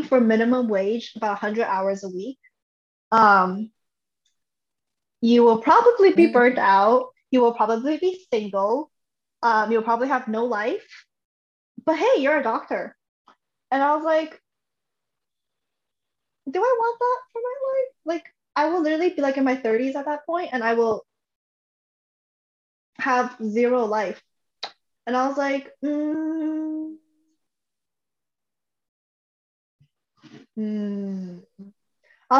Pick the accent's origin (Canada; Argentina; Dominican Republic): Canada; moved away